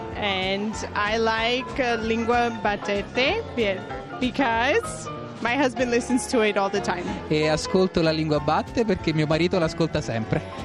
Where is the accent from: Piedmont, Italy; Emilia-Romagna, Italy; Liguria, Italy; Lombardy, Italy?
Piedmont, Italy; Verbania; vengo dal Lago Maggiore, dalla ridente cittadina di Verbania